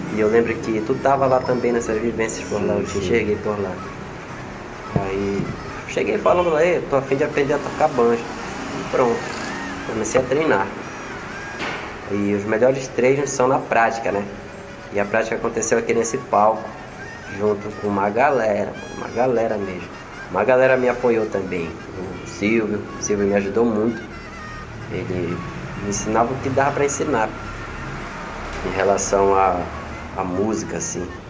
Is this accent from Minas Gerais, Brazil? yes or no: no; Belém, Pará, Brazil; Sou cria aqui do Espaço Cultural. Eu cresci aqui escutando carimbó